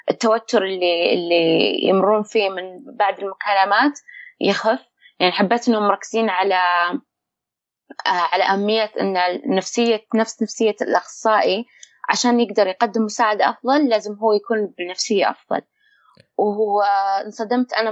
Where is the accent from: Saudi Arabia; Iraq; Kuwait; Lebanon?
Saudi Arabia; بحيث ان نروح وناخذ منهم مدربين ولا يجون عندنا بالسعوديه